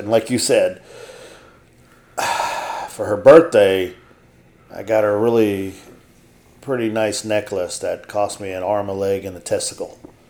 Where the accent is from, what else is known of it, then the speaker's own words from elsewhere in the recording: Argentina; I am not from America. I hail from Argentina.